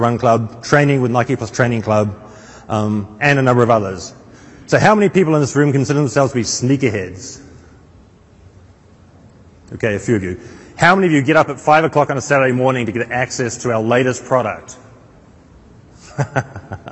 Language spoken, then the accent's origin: English; North Island, New Zealand; moved away; I'm originally from a small town in the middle of the North Island, New Zealand